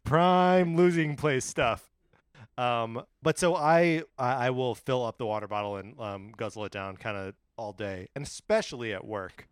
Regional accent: Wisconsin, United States; from my home state of Wisconsin

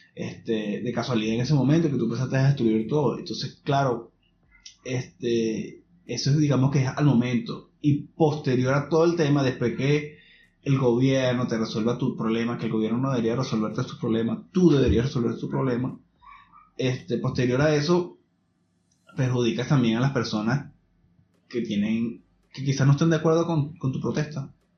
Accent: Venezuela; now in Chile; nosotros como venezolanos

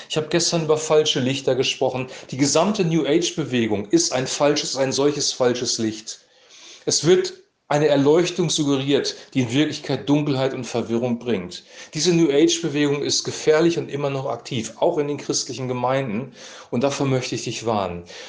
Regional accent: Lower Saxony, Germany; bei uns in Niedersachsen

